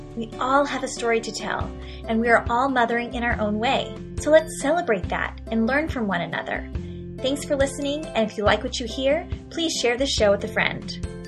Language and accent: English; San Diego, California, United States; moved away as an adult; also born or lived in Michigan; we're both from San Diego, my husband